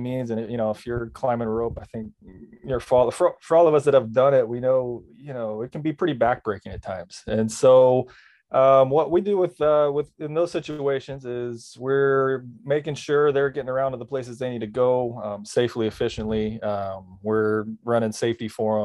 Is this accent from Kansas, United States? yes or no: yes; Southeast Kansas, United States; growing up in Southeast Kansas, there's not a lot of mountains around